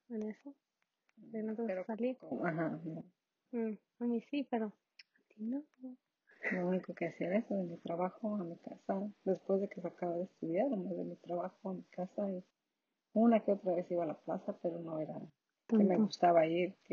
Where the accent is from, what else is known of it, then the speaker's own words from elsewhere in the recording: Tototlán, Jalisco, Mexico; moved away as an adult; En Tototlán, Jalisco, México.